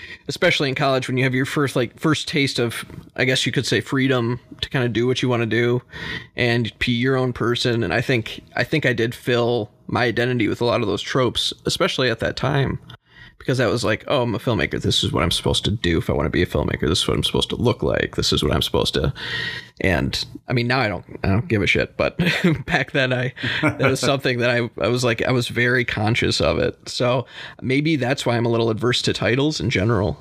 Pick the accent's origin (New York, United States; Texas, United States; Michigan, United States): Michigan, United States; DeWitt; I grew up in DeWitt, Michigan. It's a small town just north of Lansing.